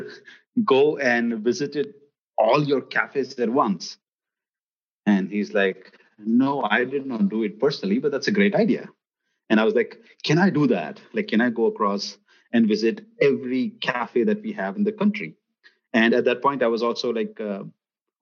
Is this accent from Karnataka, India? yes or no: no; Gujarat, India; also born or lived in United States / Middle East / Azerbaijan; I come from a state in the west of the country, which is called as Gujarat